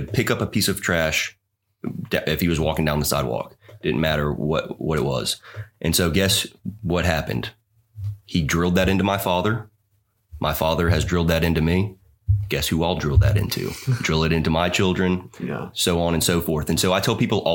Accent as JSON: {"language": "English", "region": "East Coast", "country": "United States", "tie": "born or raised there", "said": "I grew up on the East Coast"}